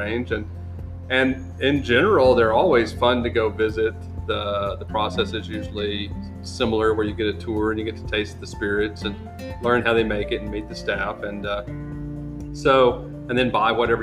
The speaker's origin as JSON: {"language": "English", "region": "Alabama", "country": "United States", "said": "I'm from Alabama"}